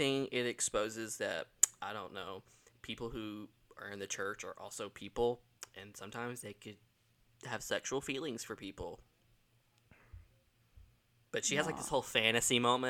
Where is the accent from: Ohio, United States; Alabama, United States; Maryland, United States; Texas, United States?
Alabama, United States; Dora; my hometown? What has Dora, Alabama ever done to you?